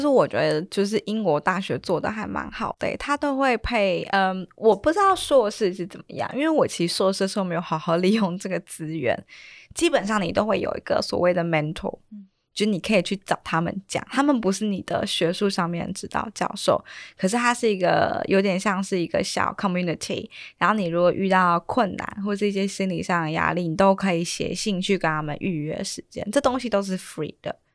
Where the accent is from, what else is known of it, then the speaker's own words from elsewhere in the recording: Taiwan; moved away as an adult; also born or lived in United Kingdom; 从台湾过去，我自己啊 ，我其实花了很大时间去适应